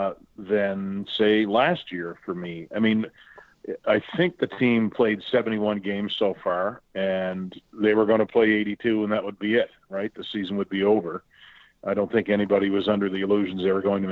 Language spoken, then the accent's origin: English; Trenton, Nova Scotia, Canada; moved away; I'm hunkered down in my brother's basement in my hometown of Trenton, Nova Scotia.